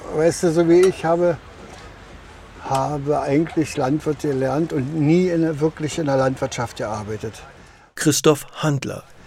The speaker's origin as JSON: {"language": "German", "region": "Mark Brandenburg", "country": "Germany", "said": "Bei uns, wo ich herkomme, ist ein Sumpfgebiet in der Mark Brandenburg"}